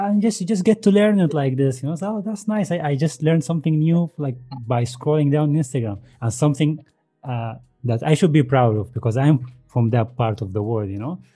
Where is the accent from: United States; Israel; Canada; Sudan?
Sudan; moved away; I'm Sudanese.